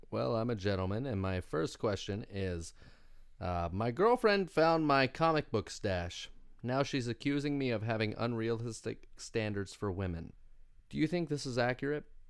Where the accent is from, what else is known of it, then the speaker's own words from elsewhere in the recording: Winchester, Kentucky, United States; I'm from Winchester, Kentucky